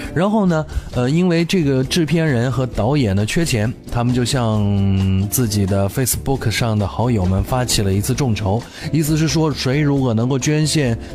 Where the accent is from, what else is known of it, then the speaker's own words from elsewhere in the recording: China; 在我们中国人的生活当中更加的近似